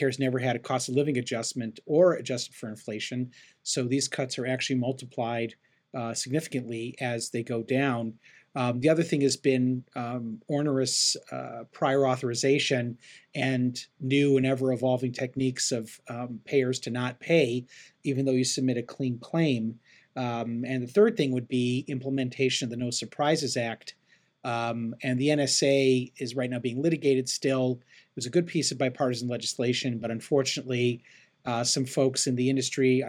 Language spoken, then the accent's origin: English; Chicago, Illinois, United States; moved away as an adult; also born or lived in Cleveland, Ohio / Phoenix, Arizona; now in Los Angeles, United States; I grew up in Chicago, and I live right now in Los Angeles, California